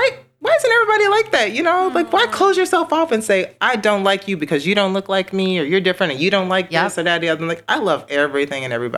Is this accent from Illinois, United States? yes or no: yes; Chicago, Illinois, United States; moved away as an adult; now in Lansing, United States; I'm from the South Side of Chicago